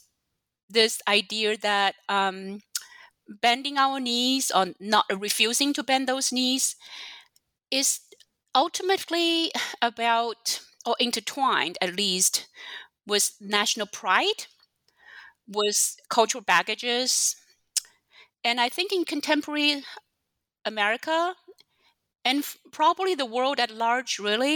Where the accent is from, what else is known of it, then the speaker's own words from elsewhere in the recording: China; now in United States; I did not grow up in the U.S. I grew up in China